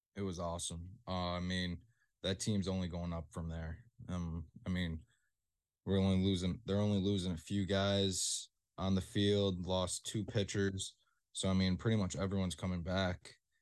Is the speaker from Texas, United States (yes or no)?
no; Rochester, New York, United States; I'm from Rochester